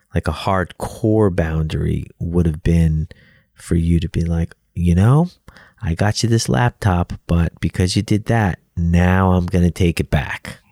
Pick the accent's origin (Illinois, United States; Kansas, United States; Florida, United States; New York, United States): New York, United States; New York City; I grew up in Brooklyn, New York, and my dad owned a pizzeria